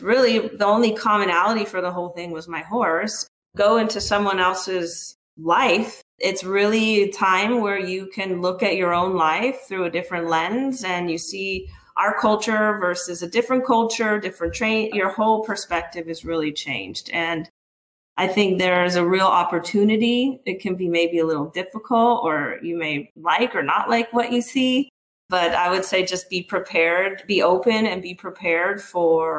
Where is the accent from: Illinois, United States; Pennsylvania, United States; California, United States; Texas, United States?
California, United States; Southern; I'm from SoCal